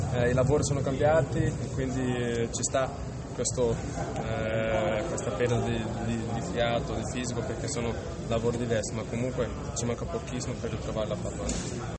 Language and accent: Italian; Brazil; now in Rome, Italy; io sono brasiliano